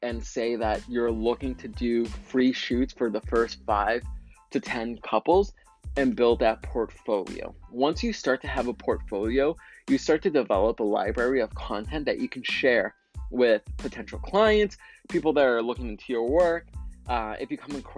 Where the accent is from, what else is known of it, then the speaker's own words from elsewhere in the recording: Waltham, Massachusetts, United States; my hometown, Waltham, Massachusetts